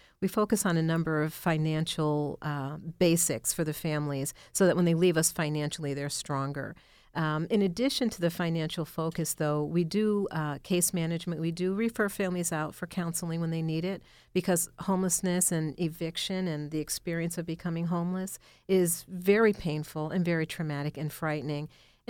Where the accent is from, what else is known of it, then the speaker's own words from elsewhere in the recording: Buffalo, New York, United States; moved away as an adult; Actually, I came from Buffalo, New York. I was in the nonprofit world there. And when I relocated here in 2009, I just did a job search